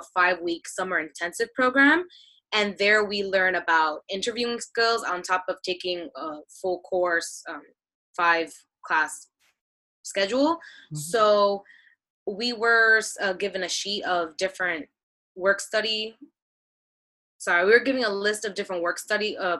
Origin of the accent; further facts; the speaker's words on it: New York City, New York, United States; I am from Queens, New York.